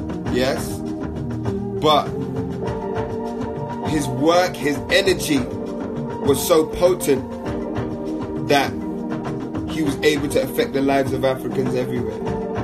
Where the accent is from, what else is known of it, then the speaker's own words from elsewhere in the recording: London, United Kingdom; you know, my family's Jamaican, also Vincentian. You know, me, I'm born and raised in London, you know, never lived anywhere else.